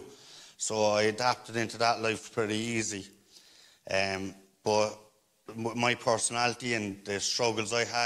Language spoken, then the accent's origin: English; Cork, Munster, Ireland; I'm from Greenmount. I'm from Cork City. I grew up around a lot of violence